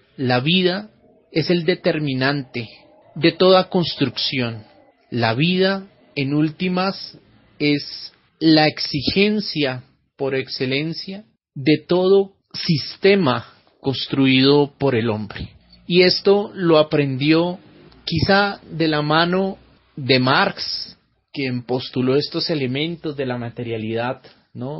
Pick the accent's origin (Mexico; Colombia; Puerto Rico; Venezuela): Colombia; Soy el filósofo colombiano